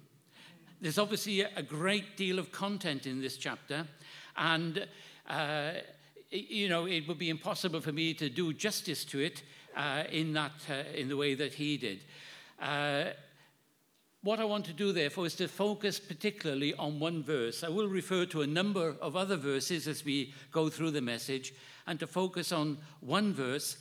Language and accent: English; Wales, United Kingdom; my hometown in Wales